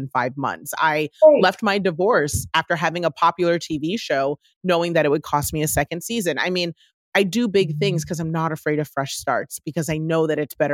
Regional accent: Washington, District of Columbia, United States; growing up in Washington, D.C., the child of two African immigrants that came here to the U.S.

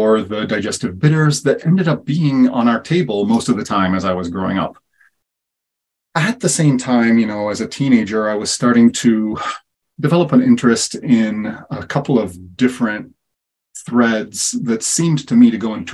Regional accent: Italy; moved away; also born or lived in Kansas City; I was born and raised in Italy and really as a kid exposed to a lot of herbal medicine as well as foraging

